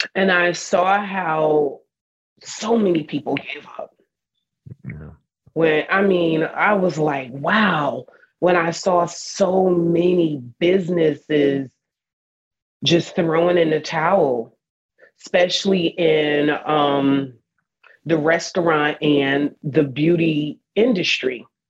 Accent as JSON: {"language": "English", "region": "New Jersey", "country": "United States", "tie": "born or raised there", "moved": "as an adult", "lives_now": "Texas, United States", "said": "I'm a girl from Jersey."}